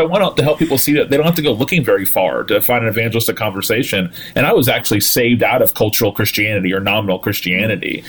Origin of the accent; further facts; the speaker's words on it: Tallahassee, Florida, United States; I am a pastor in my hometown of Tallahassee, Florida